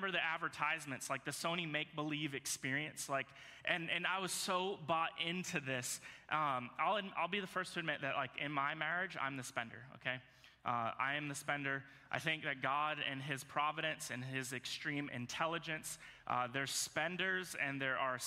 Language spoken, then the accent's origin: English; Virginia, United States; moved away; So I grew up in Virginia